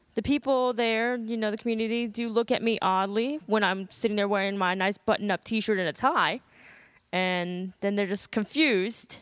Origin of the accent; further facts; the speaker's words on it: Burke, Virginia, United States; I grew up in a little town called Burke. It's right near Springfield and Fairfax